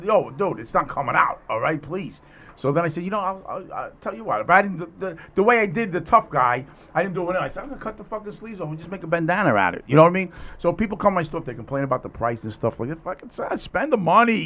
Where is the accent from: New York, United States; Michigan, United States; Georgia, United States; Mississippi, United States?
New York, United States; New York City; I grew up Italian because I grew up in Throgs next, all Italian